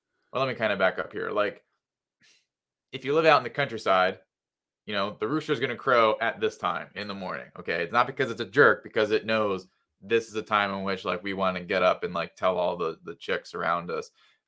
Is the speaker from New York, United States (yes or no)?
no; New Jersey, United States; So I'm originally from New Jersey. I've made it out of there.